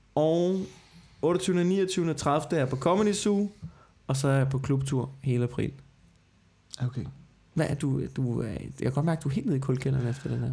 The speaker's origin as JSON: {"language": "Danish", "town": "Copenhagen", "region": "Capital Region of Denmark", "country": "Denmark", "said": "Jeg er københavner"}